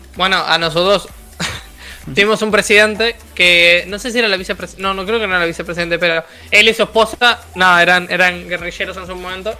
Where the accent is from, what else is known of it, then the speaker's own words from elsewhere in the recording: Uruguay; yo, que soy de Latinoamérica